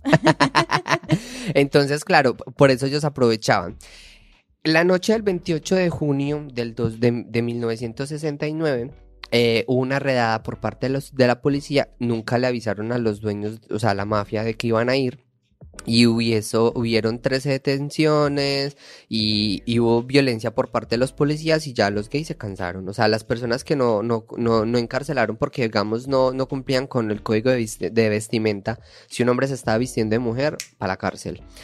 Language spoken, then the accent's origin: Spanish; Paisa, Antioquia, Colombia; accent: paisa; moved away; soy paisa, déjeme hablar paisa.